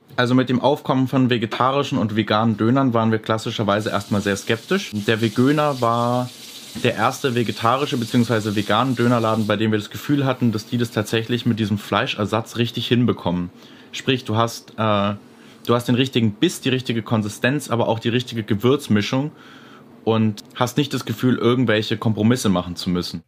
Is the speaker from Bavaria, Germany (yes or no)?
yes; Nuremberg, Bavaria, Germany; Ich bin in der Nürnberger Südstadt zur Schule gegangen